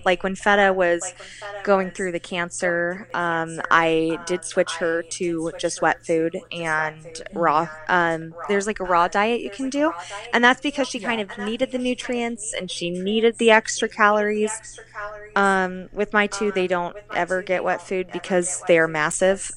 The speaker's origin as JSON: {"language": "English", "town": "Kansas City", "country": "United States", "tie": "born or raised there", "said": "I grew up in Kansas City"}